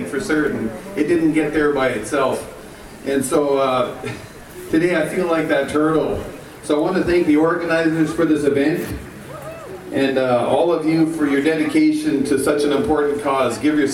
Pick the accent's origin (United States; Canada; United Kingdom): Canada; Spuzzum First Nation, British Columbia; I'm from the Spuzzum First Nation. It's in Nkutkamuk territory